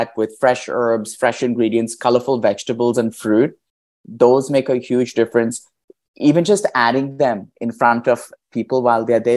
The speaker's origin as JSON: {"language": "English", "country": "India", "tie": "born or raised there", "moved": "yes", "said": "I grew up in India"}